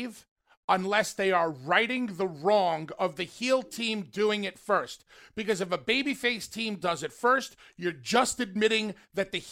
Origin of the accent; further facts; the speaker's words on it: Northeast, United States; growing up in the Northeast